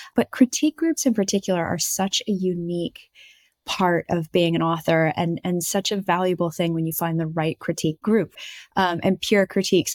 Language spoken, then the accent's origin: English; United States; with the accent, I'm American